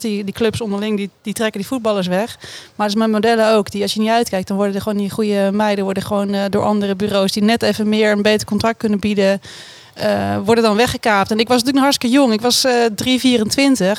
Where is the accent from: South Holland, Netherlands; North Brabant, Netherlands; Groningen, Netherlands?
South Holland, Netherlands; Oegstgeest; Sindsdien ben ik opgegroeid in Oesgeest